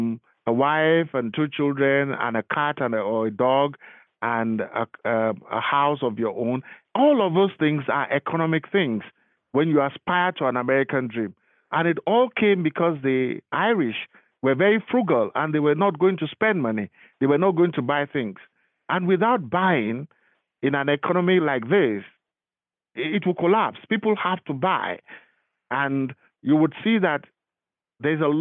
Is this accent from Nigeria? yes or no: yes; Lagos, Nigeria; moved away as an adult; now in United States; I am from Lagos. I was born and bred in Lagos